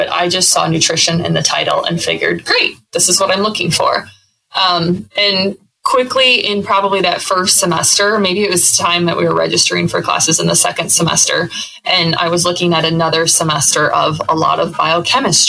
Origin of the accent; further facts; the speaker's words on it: Northwest Iowa, United States; moved away as an adult; Being born and raised in Northwest Iowa